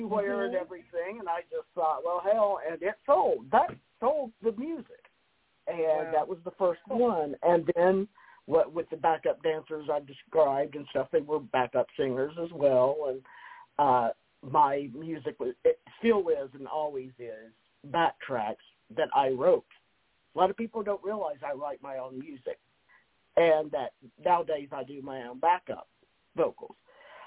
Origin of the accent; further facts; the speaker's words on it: Kentucky, United States; moved away; I came from Kentucky